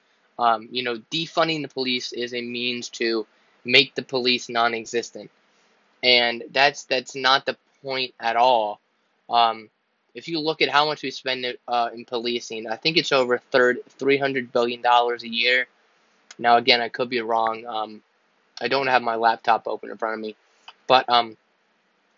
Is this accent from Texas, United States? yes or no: no; Pennsylvania, United States; I'm from Pennsylvania, I live in Pennsylvania